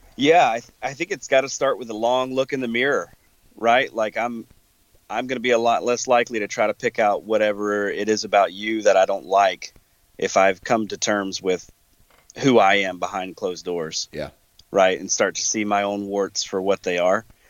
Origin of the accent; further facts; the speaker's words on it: the South, United States; now in Wisconsin, United States; growing up in the South hunting in pretty tight cover